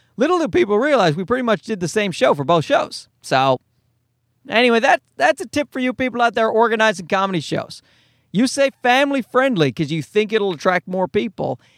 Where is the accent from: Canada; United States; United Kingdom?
Canada; Newfoundland and Labrador; I'm a Newfoundlander